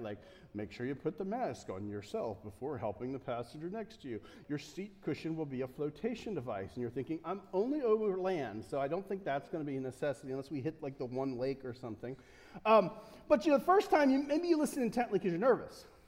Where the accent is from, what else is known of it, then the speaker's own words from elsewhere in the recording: United States; I'm an American